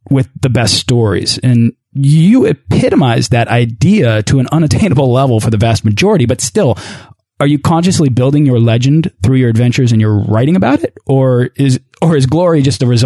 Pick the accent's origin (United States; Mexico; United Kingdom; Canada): United Kingdom; England; I'm an Englishman.